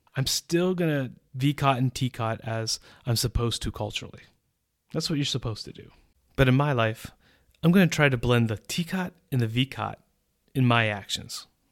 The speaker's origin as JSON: {"language": "English", "country": "United States", "moved": "as an adult", "lives_now": "Central Europe", "said": "As an American citizen who has lived in Central Europe for almost twenty years"}